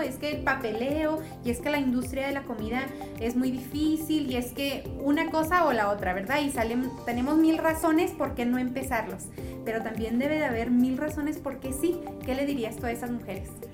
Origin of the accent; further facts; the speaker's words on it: Mexico; nosotros no somos colombianos, somos mexicanos.